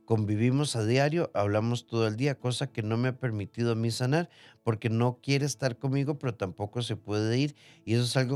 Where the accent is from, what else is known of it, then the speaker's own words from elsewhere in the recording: Nicoya, Guanacaste, Costa Rica; Soy de Nicoya y me encantan este tipo de temas.